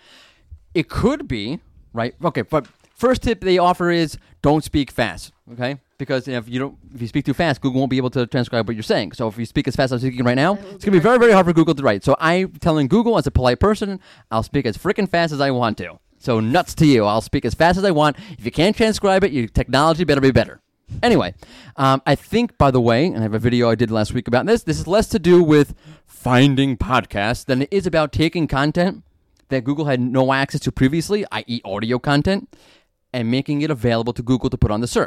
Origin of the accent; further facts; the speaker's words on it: New York, United States; I'm from New York.